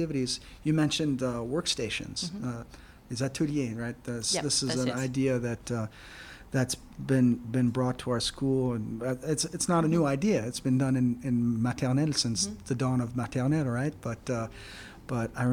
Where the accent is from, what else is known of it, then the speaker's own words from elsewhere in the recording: United States; now in Singapore; as an American